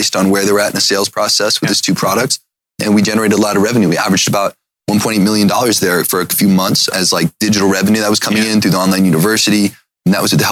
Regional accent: Cuyahoga Falls, Ohio, United States; moved away; I grew up in Ohio, in Cuyahoga Falls

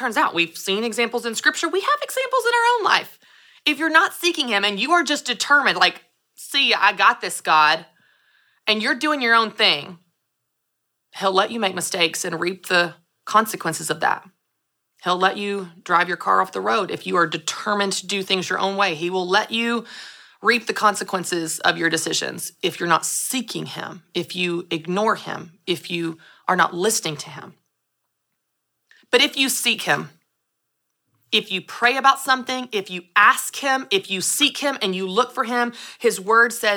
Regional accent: Nashville, Tennessee, United States; I'm from Nashville.

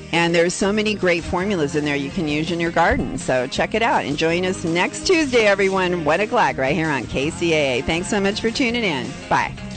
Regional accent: San Diego, California, United States; I'm from San Diego

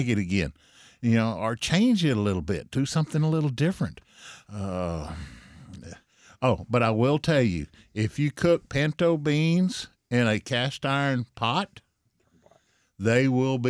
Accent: Central Texas, United States; I was raised here in Texas all my life, in Central Texas.

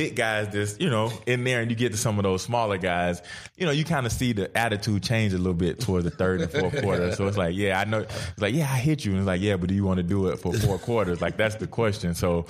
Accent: Georgia, United States; I grew up a Georgia fan. You know, I grew up in Georgia.

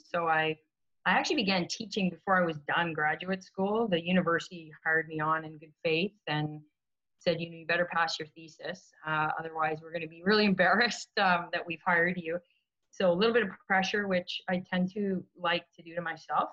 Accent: Canada; being Canadian

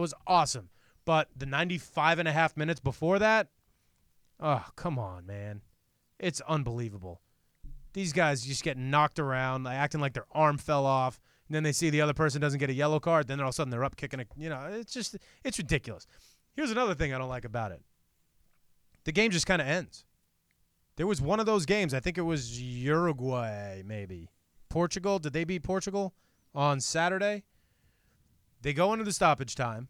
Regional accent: New York, United States; I grew up in New York

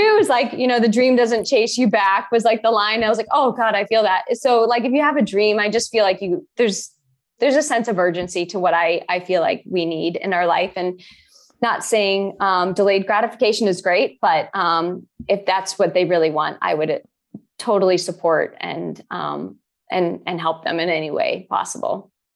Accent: Boston, Massachusetts, United States; also born or lived in Boulder, Colorado; I'm from Boston

